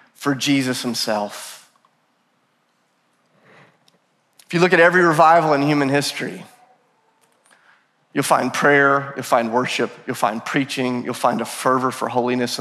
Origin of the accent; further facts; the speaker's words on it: the South, United States; I'm from the South